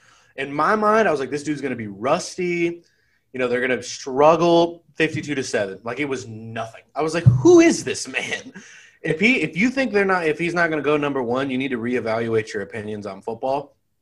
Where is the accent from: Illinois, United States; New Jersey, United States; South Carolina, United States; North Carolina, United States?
North Carolina, United States; I'm from Carolina. I've never heard of biffing. So this North Carolina thing, apparently I'm not a real North Carolinian.